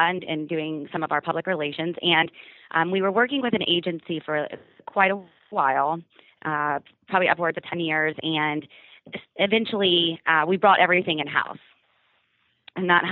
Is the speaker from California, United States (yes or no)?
no; Orlando, Florida, United States; as I was growing up in Orlando